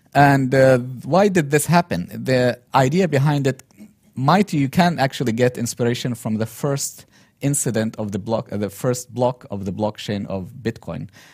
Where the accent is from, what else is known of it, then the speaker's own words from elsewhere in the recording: Yemen; moved away as an adult; also born or lived in Turkey; Yemen, my home country, original home country